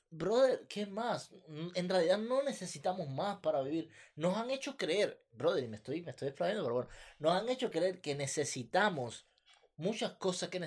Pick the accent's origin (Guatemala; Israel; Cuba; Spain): Cuba; moved away; Sí, nosotros somos de Cuba, pero eh, no estamos cerca del mar.